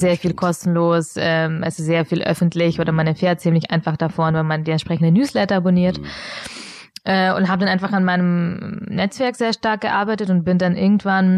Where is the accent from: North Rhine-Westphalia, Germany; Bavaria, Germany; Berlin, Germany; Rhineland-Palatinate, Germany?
Bavaria, Germany; Augsburg; German is a second language; also born or lived in Munich; ich bin in Augsburg aufgewachsen